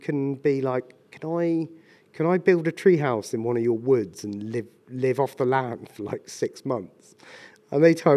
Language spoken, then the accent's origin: English; Ashdown Forest, Sussex, South East England, United Kingdom; moved away as an adult; also born or lived in London; I'm from Sussex originally, or grew up on Ashdown Forest.